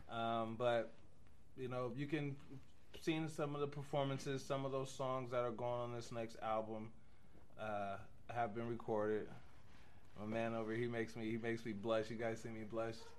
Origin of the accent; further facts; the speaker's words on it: Tacoma, Washington, United States; now in Wyoming, United States; I come from Tacoma, Washington